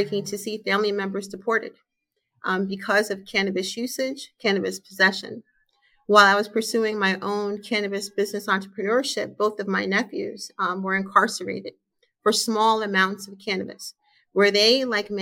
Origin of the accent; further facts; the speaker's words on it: Galloway Township, New Jersey, United States; also born or lived in Jamaica / Pleasantville, New Jersey; Proud to grow up in South Jersey, which we say is one of the best and most beautiful places in the country